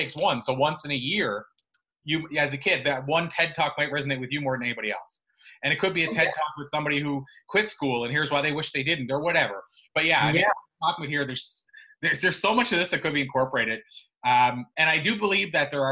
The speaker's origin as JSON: {"language": "English", "country": "Canada", "tie": "born or raised there", "said": "the province that I grew up in Canada"}